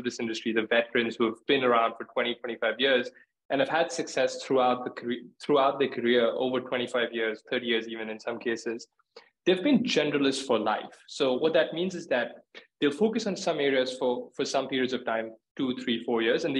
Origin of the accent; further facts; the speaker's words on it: India; moved away as an adult; also born or lived in New York, United States / Chicago, United States; now in London, United Kingdom; I was born and raised in India, moved to the US for school